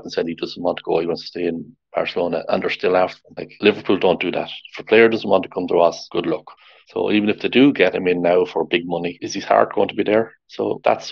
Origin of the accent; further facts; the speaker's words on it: Ireland; I'm Irish, I'm not English